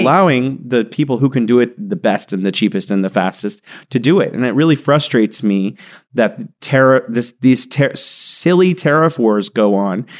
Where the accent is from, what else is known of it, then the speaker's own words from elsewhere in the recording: San Joaquin Valley, California, United States; moved away as an adult; also born or lived in Beijing, China; now in Wuhan, China; I grew up in the Central Valley of California called the San Joaquin Valley